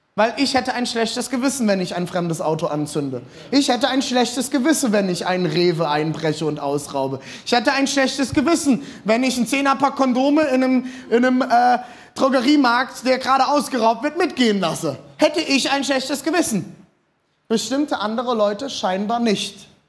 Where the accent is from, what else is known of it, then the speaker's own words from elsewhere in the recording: Rhine area, Germany; Ich bin am Rhein aufgewachsen